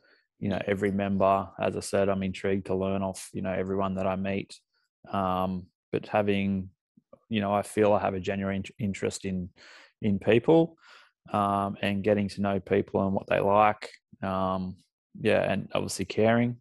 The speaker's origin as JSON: {"language": "English", "town": "Lennox Head", "region": "New South Wales", "country": "Australia", "tie": "born or raised there", "also_born_or_lived": "Singleton / Sydney / London", "moved": "as an adult", "lives_now": "Maitland, Australia", "said": "mum and dad moved from Singleton up to Lennox Head. So that's mainly where I did all my schooling"}